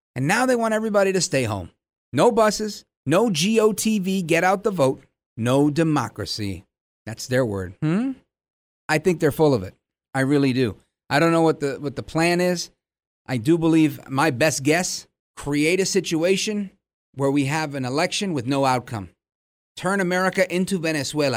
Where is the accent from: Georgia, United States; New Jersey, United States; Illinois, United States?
New Jersey, United States; Hudson County; also born or lived in Brooklyn, New York; being born in Brooklyn and moving across the Hudson River to Jersey, I cut my teeth on politics in Hudson County.